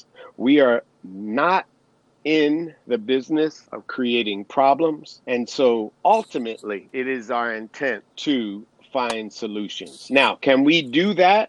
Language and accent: English; Pennsylvania, United States; I was born in Pennsylvania.